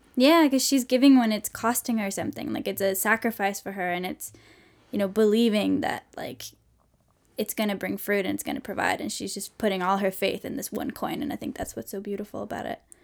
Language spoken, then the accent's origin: English; Sweden; moved away as an adult; now in United States; I'm from Sweden